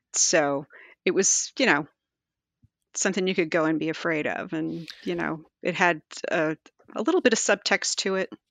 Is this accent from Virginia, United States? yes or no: yes; Virginia, United States; I grew up in Virginia